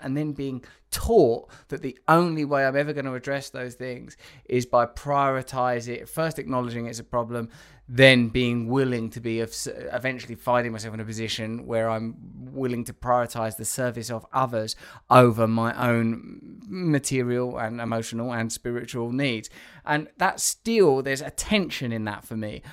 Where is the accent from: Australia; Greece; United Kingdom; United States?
United Kingdom; England; moved away; being English